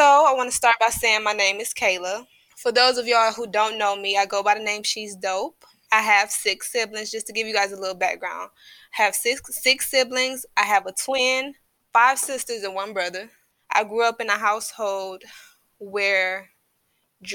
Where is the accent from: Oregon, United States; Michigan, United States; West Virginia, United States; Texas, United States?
Michigan, United States; Detroit; also born or lived in Inkster, Michigan; I was born in, my family is from Inkster. So I was born out there, but I was raised in Detroit. We moved to Detroit when I was, fifth grade